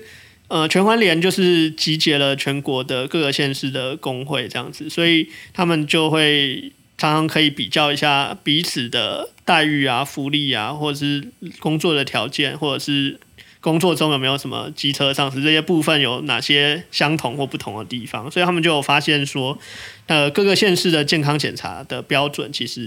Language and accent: Chinese; Tainan, Taiwan; 那我自己作为台南人，好像也蛮可以理解这一点的，